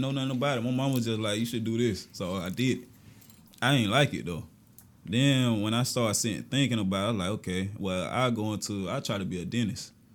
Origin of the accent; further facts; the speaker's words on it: Augusta, Georgia, United States; I was born in Southside. That's where I'm originally from, my family from. But my mom moved us to Georgetown. That's where I've been at since, like, six years old